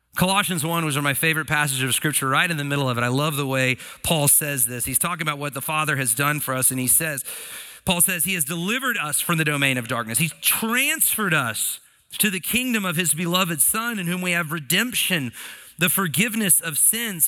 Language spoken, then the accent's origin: English; United States; as American citizens